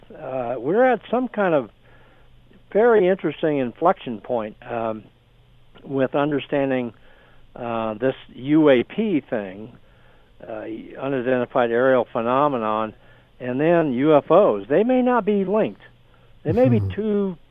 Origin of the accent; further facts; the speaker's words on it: San Diego, California, United States; I grew up in San Diego, California